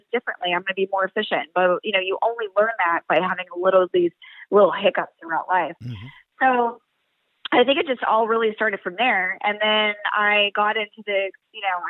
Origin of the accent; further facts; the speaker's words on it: Pennsylvania, United States; moved away as an adult; I was born and raised in Pennsylvania